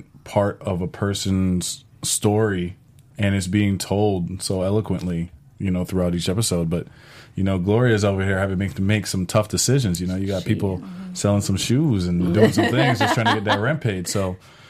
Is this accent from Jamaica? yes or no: yes; St. Ann's Bay, Saint Ann, Jamaica; moved away; also born or lived in Springfield, Massachusetts / Florida; I was born in Jamaica